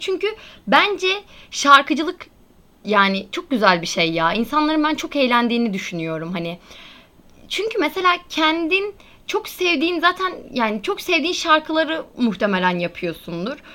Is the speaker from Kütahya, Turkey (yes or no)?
no; Antalya, Turkey; ben bir de Antalyalı olarak